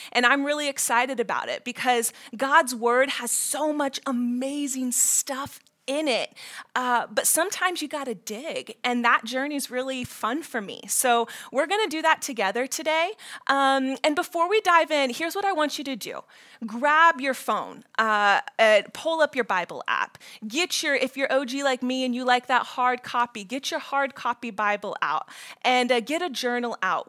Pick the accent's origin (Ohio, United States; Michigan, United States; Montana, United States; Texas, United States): Ohio, United States; moved away as an adult; also born or lived in Florida / Washington, D.C.; I'm from Ohio.